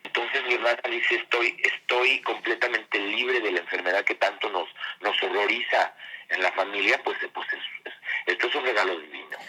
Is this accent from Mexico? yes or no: yes; Mexico; also born or lived in France; Como decimos en México